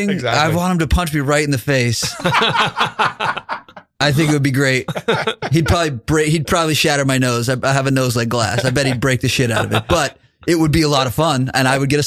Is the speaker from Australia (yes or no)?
no; Brooklyn, New York, United States; now in Colorado, United States; I'm originally from Brooklyn. I moved out to Colorado and got into the music scene there.